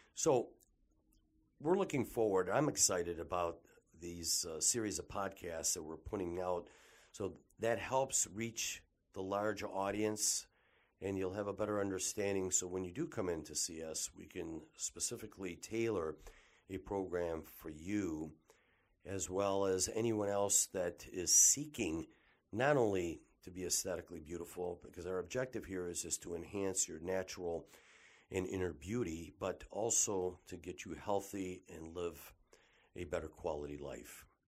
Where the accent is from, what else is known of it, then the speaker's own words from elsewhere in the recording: Detroit, Michigan, United States; I was born and raised here in the Detroit metropolitan area